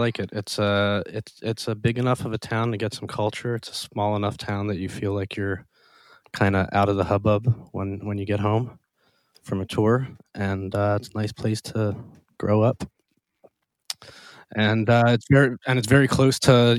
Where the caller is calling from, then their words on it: Lancaster, Pennsylvania, United States; I am at my home in Lancaster, Pennsylvania.